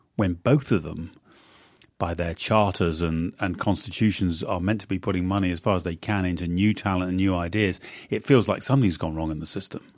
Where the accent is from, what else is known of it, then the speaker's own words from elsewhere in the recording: United Kingdom; moved away as an adult; now in United States; I'm a Brit, not an American